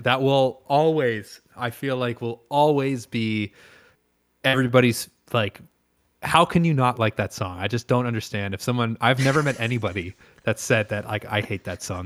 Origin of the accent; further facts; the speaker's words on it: Canada; I am pure Canadian.